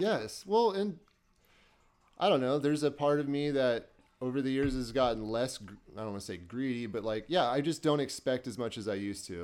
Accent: Burlington, Iowa, United States; moved away as an adult; now in Des Moines, United States; I'm originally from Burlington, Iowa

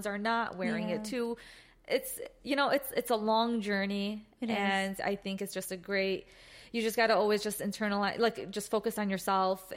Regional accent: Chicago, Illinois, United States; we are from Chicago and we're very fortunate to be from a city that's very diverse

